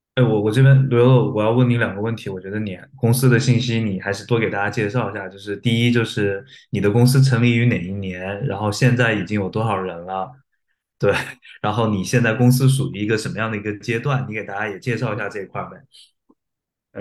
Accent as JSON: {"language": "Chinese", "country": "China", "said": "我们作为一个中国人"}